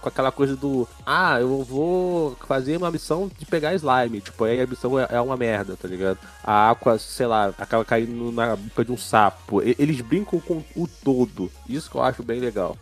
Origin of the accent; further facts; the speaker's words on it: Brazil; eu sou brasileiro